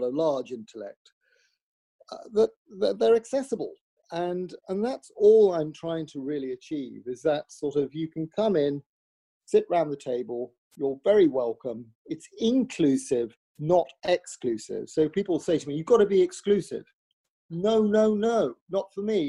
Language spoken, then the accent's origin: English; Wolverhampton, West Midlands, United Kingdom; I'm from Wolverhampton